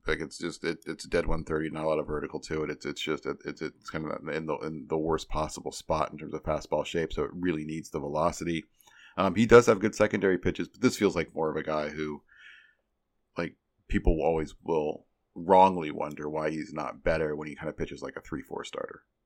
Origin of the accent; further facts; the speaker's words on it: Midwest, United States; I grew up in the Midwest, I still live in the Midwest